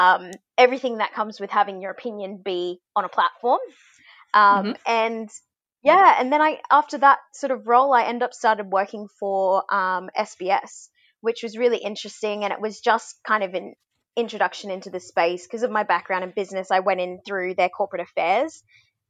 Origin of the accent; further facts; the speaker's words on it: Brisbane, Queensland, Australia; I'm a Queenslander. You know, grew up in Murray country in Brisbane